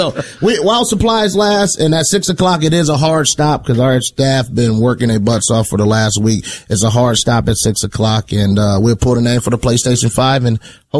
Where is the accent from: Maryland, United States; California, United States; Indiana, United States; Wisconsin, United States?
Indiana, United States; I'm from Indiana.